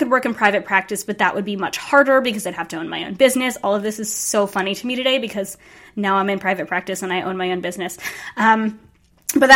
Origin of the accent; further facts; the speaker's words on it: Rhode Island, United States; we ended up both going to URI, which was about 20 minutes away from my hometown